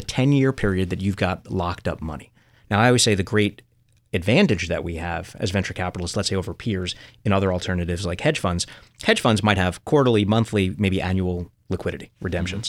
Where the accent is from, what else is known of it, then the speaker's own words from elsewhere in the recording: New York City, New York, United States; growing up in Coney Island